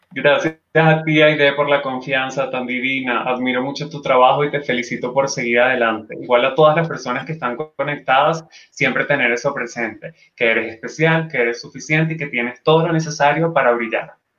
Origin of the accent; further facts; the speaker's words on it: Venezuela; Luego tuve una segunda edición en Venezuela, una tercera edición también en mi país